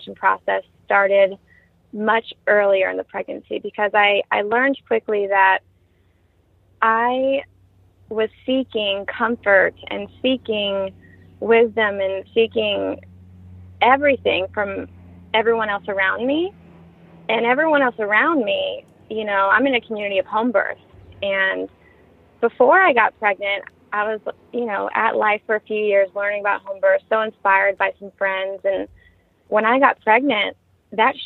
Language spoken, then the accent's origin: English; Ohio, United States; moved away as an adult; we're all heading back to Ohio, where we're from